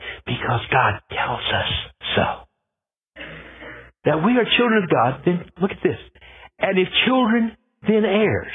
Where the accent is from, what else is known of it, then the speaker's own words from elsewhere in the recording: Scotland, United Kingdom; I'm Scottish